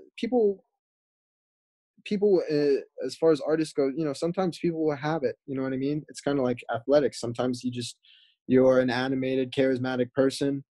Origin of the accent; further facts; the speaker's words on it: North Carolina, United States; I found Actors Group in Winston-Salem because I'm actually from North Carolina